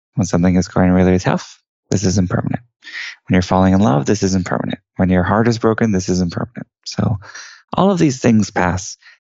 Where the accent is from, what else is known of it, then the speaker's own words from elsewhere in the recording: Houston, Texas, United States; I was born and raised in Houston, Texas, which is actually where I'm talking to you from today